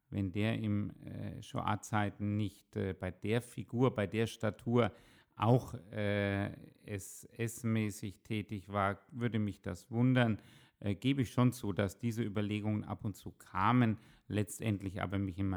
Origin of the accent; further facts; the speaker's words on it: Würzburg, Bavaria, Germany; also born or lived in Haifa, Israel; vom Elternhaus her bewusst als Würzburger Kind aufgewachsen